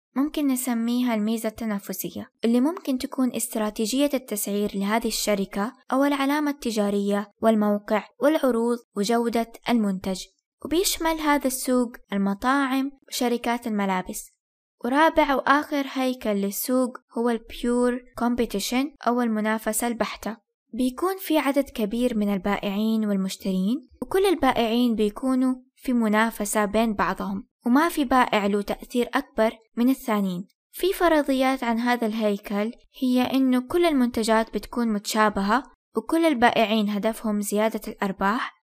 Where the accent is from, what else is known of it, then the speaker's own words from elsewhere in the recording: Saudi Arabia; عندنا في السعودية